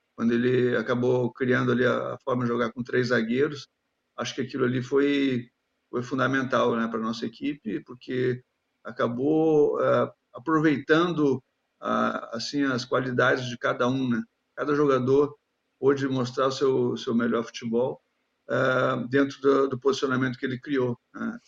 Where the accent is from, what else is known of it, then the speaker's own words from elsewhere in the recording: Gaúcho, Rio Grande do Sul, Brazil; que sou gaúcho